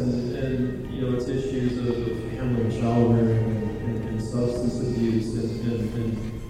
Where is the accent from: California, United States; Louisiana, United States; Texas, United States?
California, United States; Los Angeles; when I grew up in South LA.